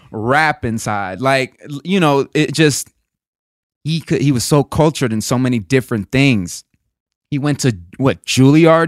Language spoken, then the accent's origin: English; the South, United States; moved away; also born or lived in East Coast; I grew up in the South